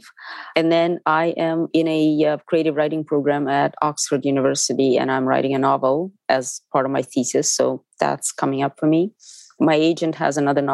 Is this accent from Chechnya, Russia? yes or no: no; Moscow, Russia; now in United States; I'm from Moscow. I grew up on theater